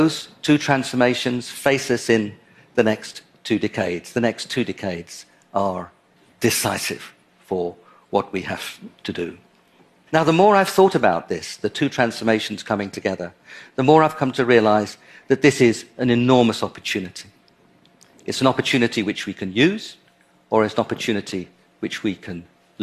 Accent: London, United Kingdom; my hometown, London.

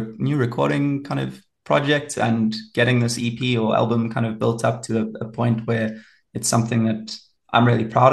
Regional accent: Pietermaritzburg, KwaZulu-Natal, South Africa; also born or lived in England; now in Pretoria, South Africa; I grew up down in KZN in Pietermaritzburg, which is a really cool little town

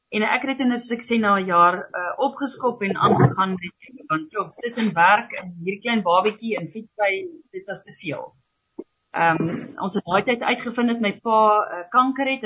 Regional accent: Lydenburg, Mpumalanga, South Africa; also born or lived in Walvis Bay, Namibia / Swakopmund, Namibia / Uis, Namibia; daarna het ons dan nou verhuis Leidenburg toe

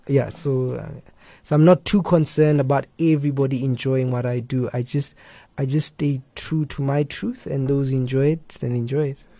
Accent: Limpopo, South Africa; moved away; also born or lived in West Rand / Pretoria / Cape Town; I grew up in Limpopo. Uh, that's where I grew up.

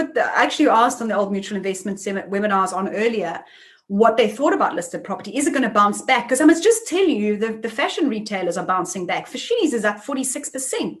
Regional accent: South Africa; as a South African

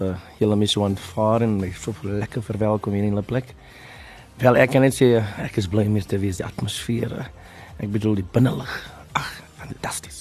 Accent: Port Elizabeth, Eastern Cape, South Africa; moved away; Ek is van Port Elizabeth

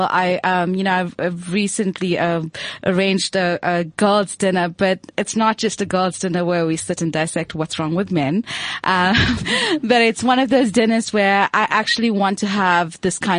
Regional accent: South Africa; being South African

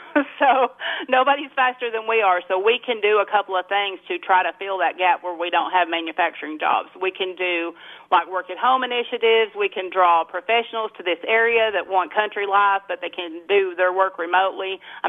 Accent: Clay County, Tennessee, United States; So I was born and raised here in Clay County. You know, I went to kindergarten here. My grandmother raised me, and we lived out on Pea Ridge, which is about, at that time, it took 30 minutes to get to Solana from where we lived.

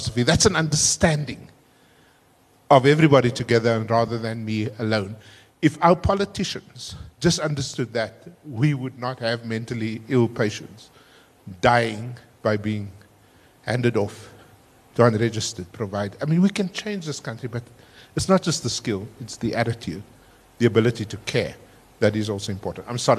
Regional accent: Cape Town, Western Cape, South Africa; I was still growing up in Cape Town

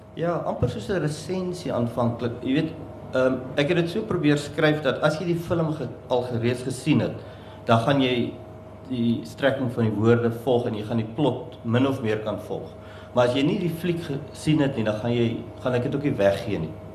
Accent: Somerset West, Western Cape, South Africa; also born or lived in Namibia; ek is oorspronklik van Namibië, daar gebore en ek het hier skool gegaan in Somersetwes en ek het hier gestudeer. En ek is nog altyd maar in die Kaap.

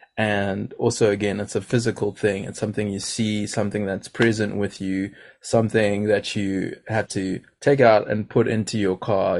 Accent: Durban, KwaZulu-Natal, South Africa; growing up where I grew up, I grew up in Durban

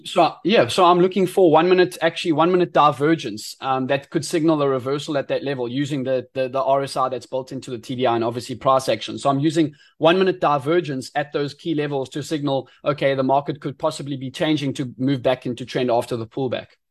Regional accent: Eastern Cape, South Africa; moved away as an adult; now in Durban, South Africa; I was born and bred in the Eastern Cape in South Africa

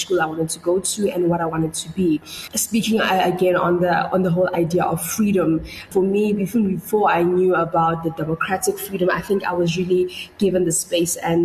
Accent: Pretoria, Gauteng, South Africa; I was born in 1992 in Pretoria

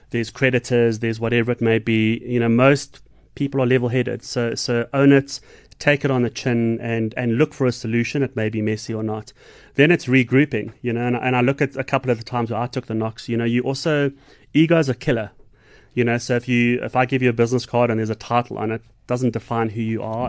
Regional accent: Johannesburg, Gauteng, South Africa; now in Umhlanga, South Africa; I'm from Joburg, but I'm a Stormers boy

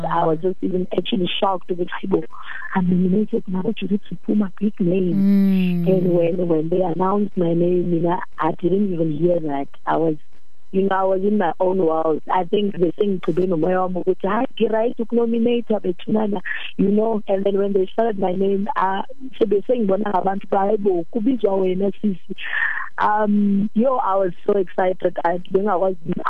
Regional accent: Kimberley, Northern Cape, South Africa; now in Johannesburg, South Africa; I'm from Kimberly.

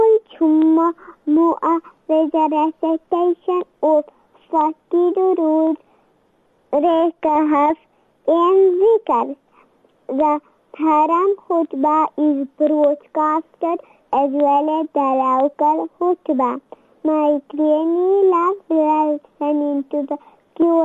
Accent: Lichtenburg, North West, South Africa; I am from Lichtenberg.

